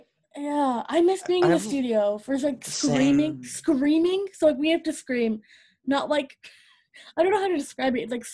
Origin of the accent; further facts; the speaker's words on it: United States; I hate being American sometimes